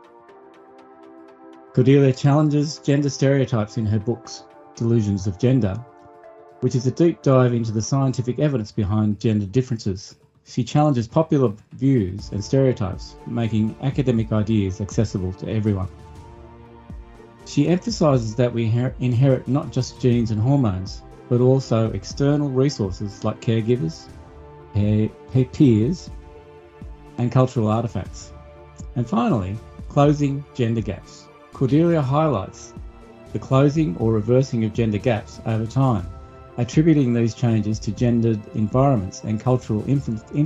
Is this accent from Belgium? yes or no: no; Australia; born or raised there